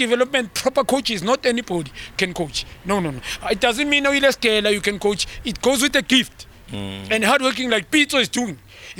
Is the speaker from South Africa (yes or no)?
yes; South Africa; We as South African, we qualify.